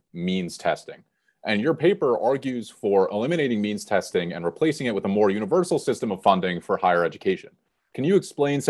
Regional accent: Essex County, New Jersey, United States; as someone who was born and raised in Essex County

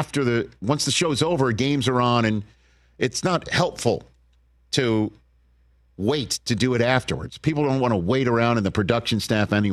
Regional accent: New York, United States; accent: New York; I, lost my New York accent, it comes out if you cut me off in traffic.

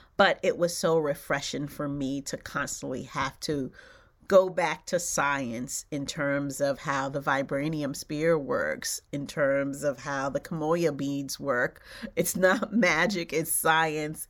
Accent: New York City, New York, United States; born or raised there; also born or lived in Haiti

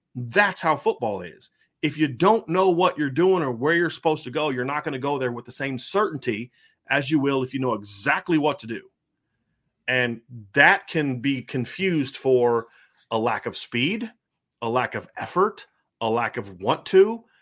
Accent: Lima, Ohio, United States; now in Indiana, United States; where I grew up in Lima, it's like there's the town, and then outside of it's just nothing but farm town

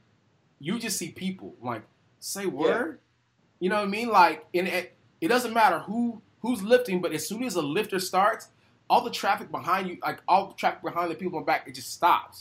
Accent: United States; I'm just being a snobby American

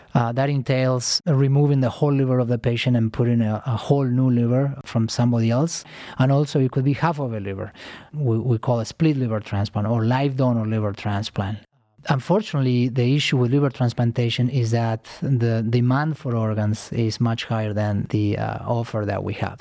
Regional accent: Argentina; moved away as an adult; also born or lived in New York City, United States; now in Cleveland, United States; I am originally from Argentina. Uh, I came to United States uh, 15 years ago to train

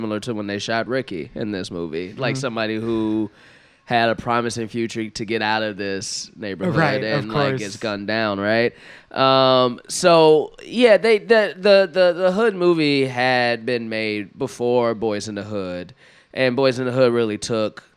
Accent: Chicago, Illinois, United States; I'm from Chicago

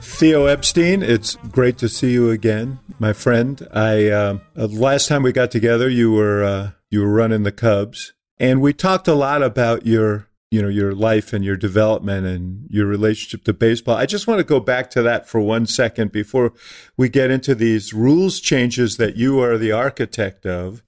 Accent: Chicago, Illinois, United States; as a Chicagoan

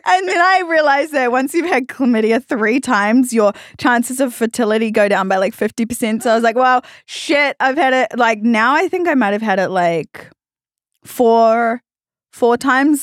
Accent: New Zealand; accent: Australian; moved away as an adult; now in Australia; I actually was born in New Zealand and I grew up in New Zealand.

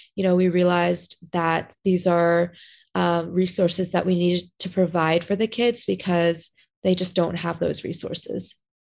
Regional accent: Southern California, United States; moved away as an adult; now in Florida, United States; I grew up in SoCal

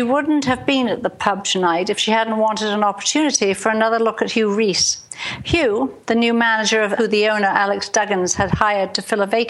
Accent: England, United Kingdom; also born or lived in Portland, Dorset; now in Washington State, United States; I actually live in the United States in the Pacific Northwest, Washington State, but I was born in England and grew up in England

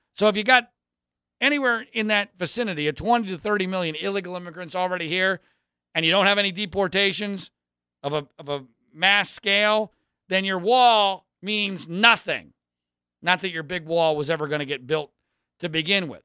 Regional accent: Philadelphia, Pennsylvania, United States; I grew up in Philadelphia.

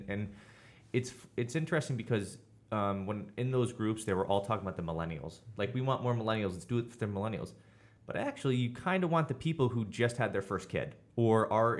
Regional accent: Durham, United States; I'm from Durham.

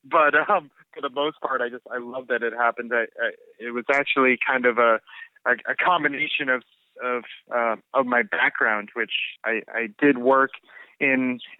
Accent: United States; also born or lived in San Francisco; doing business as an American in Bali

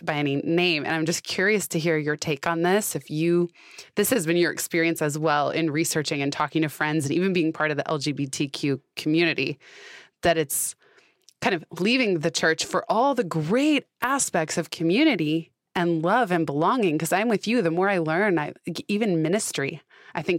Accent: San Francisco, California, United States; I was raised, I grew up in San Francisco and not in a religious household

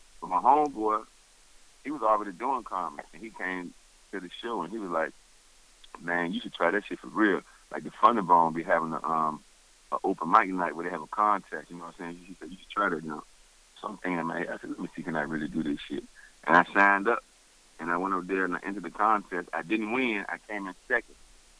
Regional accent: Richmond, Virginia, United States; also born or lived in Newark, New Jersey; I was born in Newark, New Jersey, but then my dad from Virginia, Richmond. Yeah. And I moved out here with my dad when I was like 6 years old. So I've been there in Virginia over 30 years, so that's why I'm like, I'm from here.

